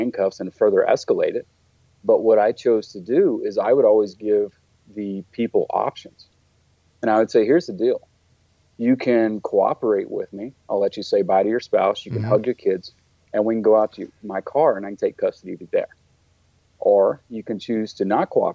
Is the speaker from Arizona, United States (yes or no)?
no; Texas, United States; moved away as an adult; now in Colorado, United States; I grew up in Texas, and I joined the Marine Corps at a young age